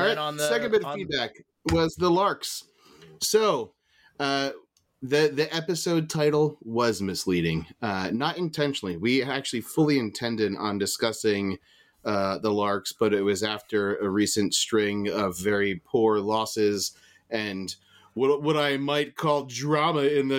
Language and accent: English; Portland, Oregon, United States; Hey, it's … from Northeast Portland.